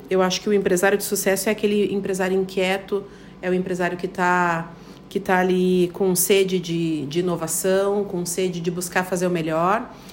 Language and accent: Portuguese; Paraná, Brazil; moved away as an adult; now in Chapecó, Brazil; Eu sou paranaense, tenho 35